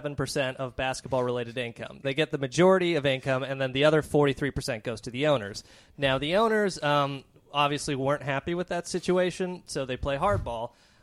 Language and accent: English; Seattle, Washington, United States; as a kid growing up in Seattle